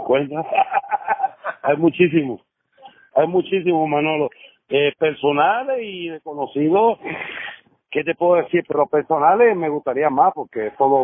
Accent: Puerto Rico; moved away as an adult; now in New Jersey, United States; como boricua

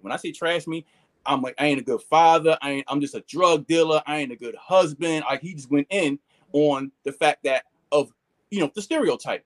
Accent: Philadelphia, Pennsylvania, United States; we moved from North Philly when I was young to the Northeast. Um, so pretty much that's where I grew up at was in the uh, far Northeast

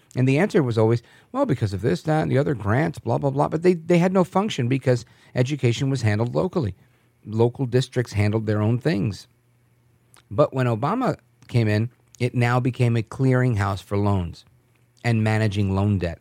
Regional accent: New York, United States; moved away; I was born in New York

